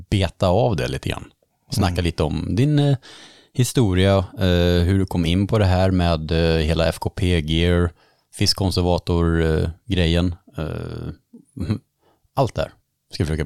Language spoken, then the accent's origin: Swedish; Örkelljunga, Skåne, Sweden; moved away as an adult; also born or lived in Slovakia; now in Hultsfred, Sweden; Jag kommer från Örkelljunga i Skåne.